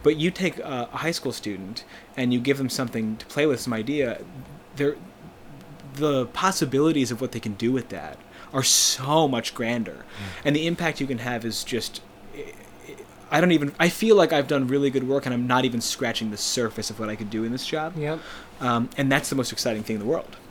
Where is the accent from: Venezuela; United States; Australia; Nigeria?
United States; Plainsboro, New Jersey; now in Boston, United States; I'm from New Jersey originally. I'm from a place called Plainsboro, uh, which is outside of Princeton